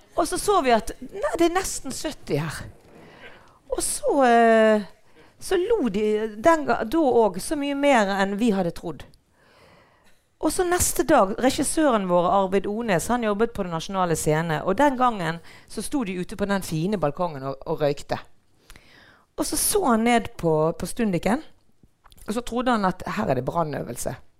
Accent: Bergen, Vestland, Norway; also born or lived in Mathopen; Jeg er fra Brinken

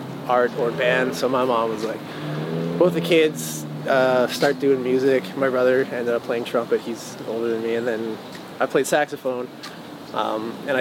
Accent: Calgary, Alberta, Canada; I was born and raised in Calgary, Alberta, which is like Western Canada, and I've been there forever.

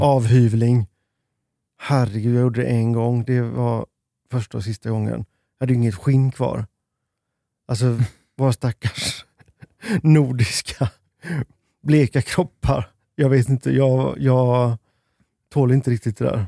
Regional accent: Sweden; vi i Sverige

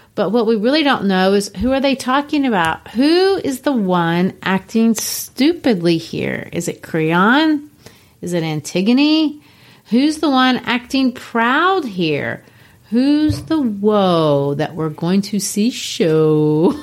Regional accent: Belo Horizonte, Minas Gerais, Brazil; moved away; I grew up in Belo Horizonte, Brazil

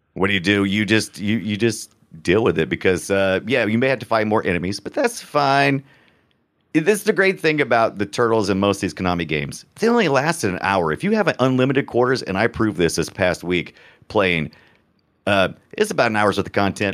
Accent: United States; I'm a, I'm an American

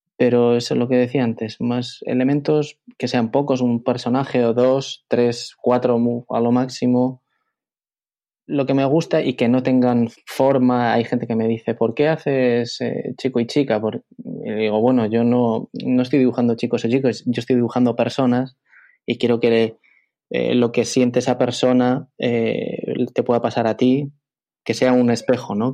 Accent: Bilbao, Basque Country, Spain; moved away as an adult; also born or lived in Madrid; yo soy de Bilbao, eh, yo vivo en Bilbao

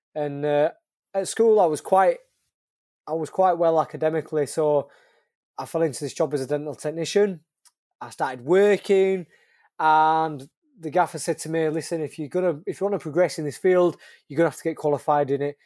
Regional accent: Leeds, Yorkshire and the Humber, United Kingdom; I'm from Leeds, I'm trying to put Leeds on the map

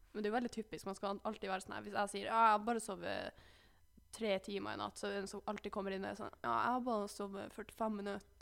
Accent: Alta, Finnmark, Norway; moved away; hjemme i Alta så brukte jeg jo å kjøre bil til treningssenteret

